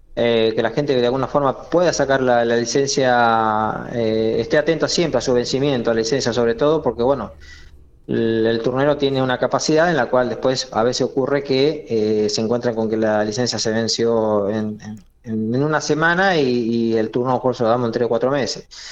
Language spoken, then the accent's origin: Spanish; Monte Nievas, La Pampa, Argentina; also born or lived in Eduardo Castex; Yo soy de Montenievas y bueno, en Montenievas los que hicimos la secundaria fuimos fuimos a Castex